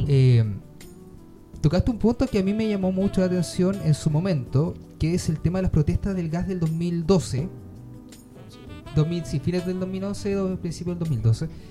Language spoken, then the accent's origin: Spanish; Valdivia, Los Ríos, Chile; now in Puerto Natales, Chile; Yo igual soy de fuera, yo soy de Valdivia.